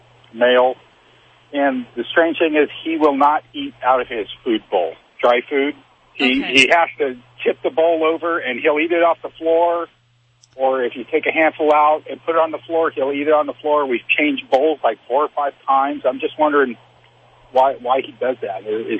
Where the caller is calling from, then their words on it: Oregon, United States; From Southern Oregon.